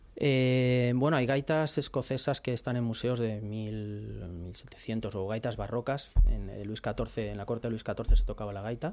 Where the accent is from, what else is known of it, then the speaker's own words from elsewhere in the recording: Madrid, Community of Madrid, Spain; also born or lived in Vigo; soy realmente de Madrid, soy realmente de Madrid